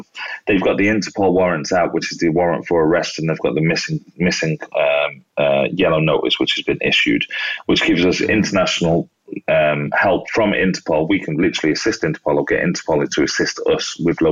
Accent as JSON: {"language": "English", "country": "United Kingdom", "said": "being British"}